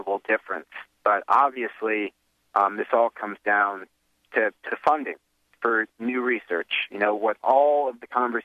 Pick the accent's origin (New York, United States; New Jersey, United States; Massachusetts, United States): New Jersey, United States; Morristown; Morristown, New Jersey, your old town and my hometown.